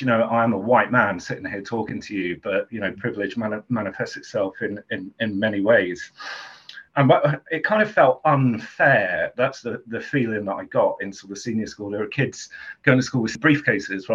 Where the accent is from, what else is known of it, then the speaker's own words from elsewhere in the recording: Southend-on-Sea, East of England, United Kingdom; I grew up in Southend, longest pier in the world